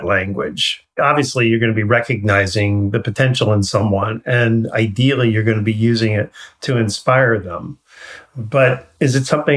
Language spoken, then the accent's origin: English; New York, United States; I grew up in New York